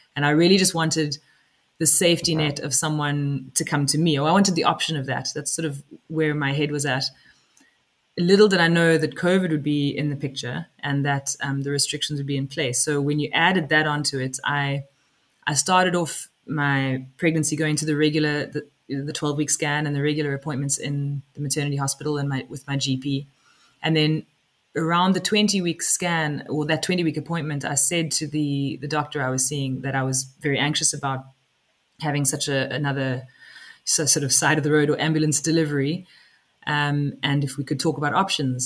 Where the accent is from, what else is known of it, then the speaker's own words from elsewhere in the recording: South Africa; now in West Cork, Ireland; I am originally from South Africa. I live in West Cork now. I've lived in Ireland for about 15 years